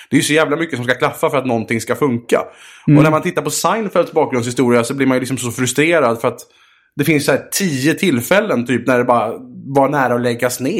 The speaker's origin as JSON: {"language": "Swedish", "town": "Vaxholm", "region": "Stockholm County", "country": "Sweden", "tie": "born there", "said": "Ja, jag föddes alltså i Vaxholm 1984."}